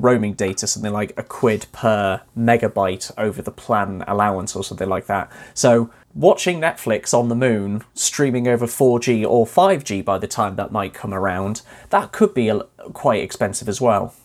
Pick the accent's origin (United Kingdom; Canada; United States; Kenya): United Kingdom; Wales; my hometown in Wales.